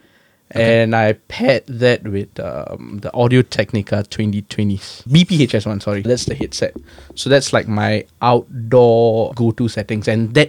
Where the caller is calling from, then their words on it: Singapore; So today I'm calling in from Singapore, my home base.